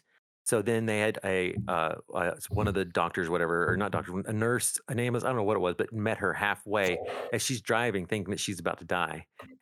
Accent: Texas, United States; one was growing up in Texas.

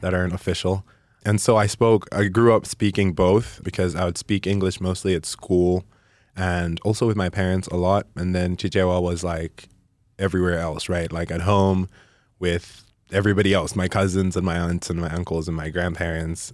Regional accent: Malawi; moved away as an adult; also born or lived in Caldwell, Idaho; now in Idaho, United States; I was born and raised in Malawi. I spent all of my life there

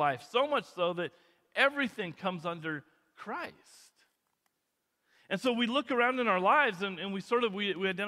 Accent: Kootenai County, Idaho, United States; growing up in Kootenai County, this was always like a lower class community.

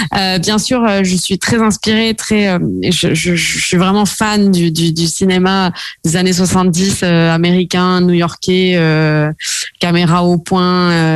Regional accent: south of France, France; moved away as an adult; now in Paris, France; je suis originaire du sud de la France

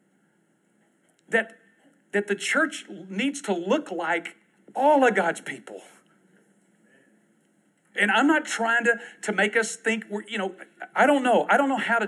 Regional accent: Southeast Texas, United States; we lived in Southeast Texas, which was a really rough area for racism

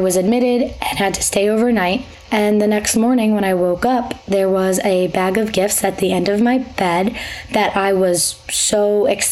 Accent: Long Island, New York, United States; also born or lived in Connecticut; I'm from Long Island, but I go to school at Quinnipiac University in Connecticut.

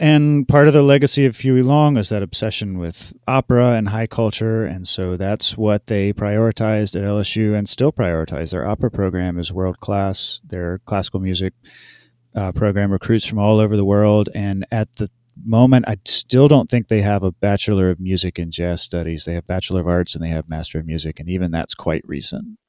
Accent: Hendersonville, North Carolina, United States; moved away as an adult; also born or lived in Louisiana; where I grew up in North Carolina

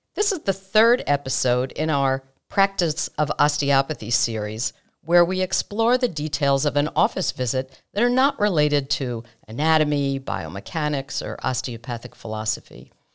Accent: United States; We're American osteopathic physicians

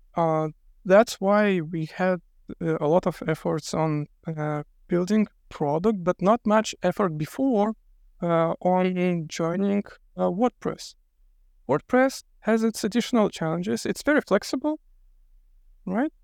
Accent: Lithuania; I'm from Lithuania

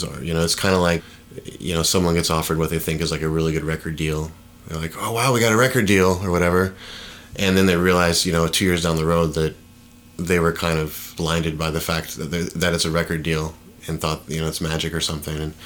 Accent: Brevard County, Florida, United States; born or raised there; also born or lived in Tulsa, Oklahoma

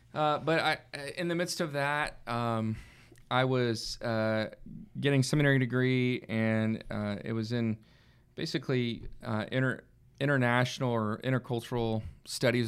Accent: Red Oak, Texas, United States; moved away as an adult; also born or lived in Arkansas / Oklahoma; I grew up in the Dallas area in, uh, a town at the time that was small, Red Oak, Texas, just south of the Dallas area.

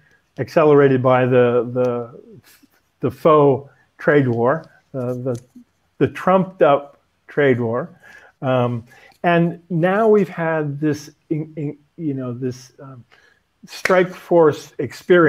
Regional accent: United States; now in Beijing, China; being an American in China

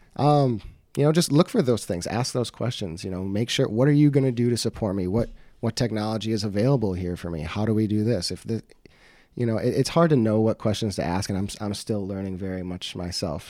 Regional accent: Beloit, Wisconsin, United States; I was born and raised in Beloit

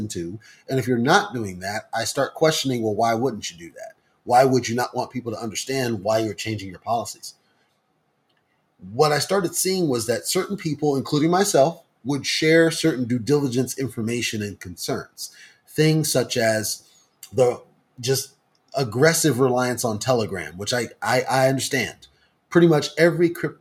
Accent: United States; speaking as an American

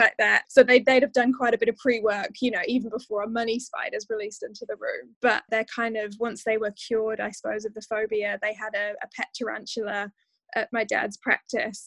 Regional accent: Dorchester, South West England, United Kingdom; I grew up in a town called Dorchester, which is the county town of a county called Dorset in the UK

